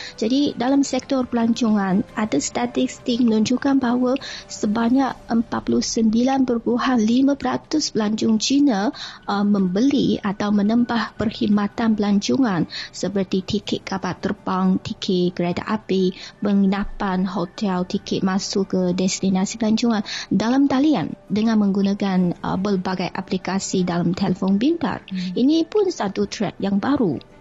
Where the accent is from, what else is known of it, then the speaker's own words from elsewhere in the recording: Beijing, China; saya asal dari Beijing